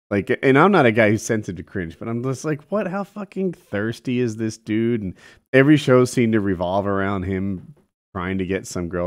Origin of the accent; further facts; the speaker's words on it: New Jersey, United States; I grew up in Jersey and we always felt a little spoiled, babied.